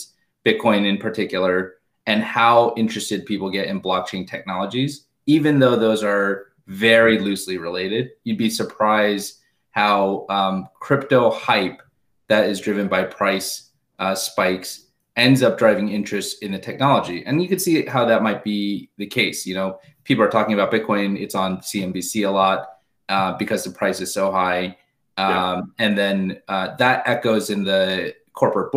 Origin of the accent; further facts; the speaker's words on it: Southern California, United States; I grew up in Southern California. Both my parents are from Korea, immigrated to the US, to Los Angeles in the 60s and 70s